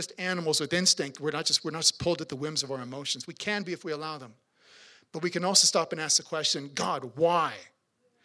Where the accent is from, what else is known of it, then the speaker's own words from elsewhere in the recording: Swift Current, Saskatchewan, Canada; I'm from Swift Current